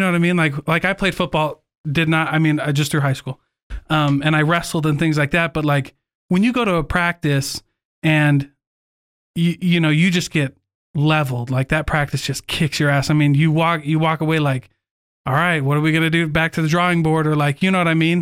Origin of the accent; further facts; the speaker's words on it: Iowa, United States; moved away; we grew up in Iowa